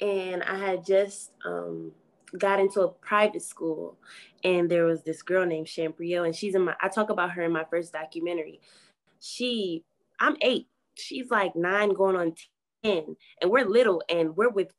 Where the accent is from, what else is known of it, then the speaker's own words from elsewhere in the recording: Milwaukee, Wisconsin, United States; I was born and raised in the heart of Milwaukee